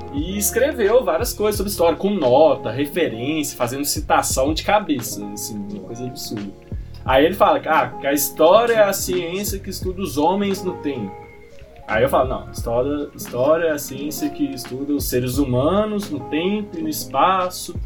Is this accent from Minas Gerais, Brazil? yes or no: yes; Ipatinga, Minas Gerais, Brazil; also born or lived in Belo Horizonte; eu sou de Patinga